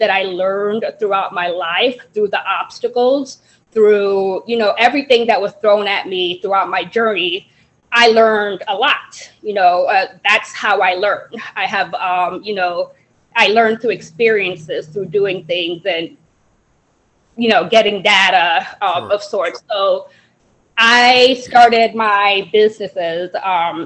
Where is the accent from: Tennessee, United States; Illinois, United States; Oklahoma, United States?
Illinois, United States; Evanston; also born or lived in Jamaica / Chicago area; I was born in Jamaica. I came to America when I was around 5 years old, and we came to the Chicagoland area, and then we moved to Evanston, Illinois, and I've kind of lived in Evanston ever since for my whole life.